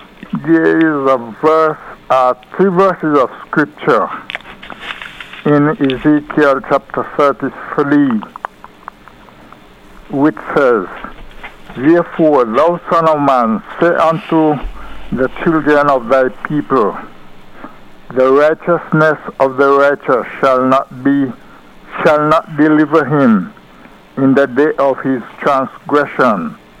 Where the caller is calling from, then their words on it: New York, United States; Yes, I'm calling from New York.